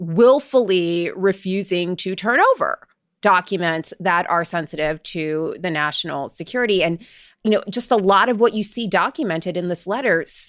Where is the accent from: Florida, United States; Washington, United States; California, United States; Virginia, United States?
Florida, United States; I grew up in Florida.